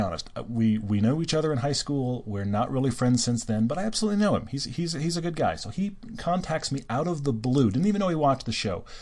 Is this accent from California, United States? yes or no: no; Houston, Texas, United States; moved away; I grew up in Houston. I went to, all the way through high school there when I wasn't living overseas.